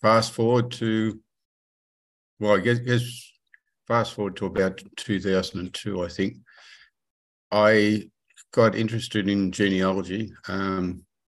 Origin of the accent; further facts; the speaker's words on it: Sydney, New South Wales, Australia; I grew up in Western Sydney, around Granville